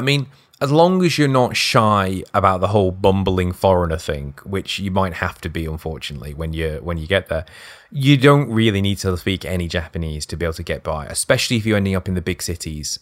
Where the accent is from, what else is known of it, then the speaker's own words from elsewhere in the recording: United Kingdom; being British